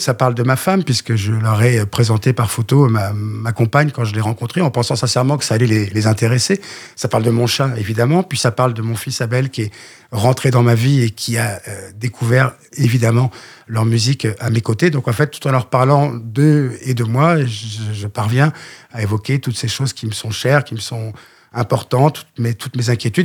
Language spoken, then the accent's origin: French; Le Mans, Pays de la Loire, France; moved away; je viens du Mans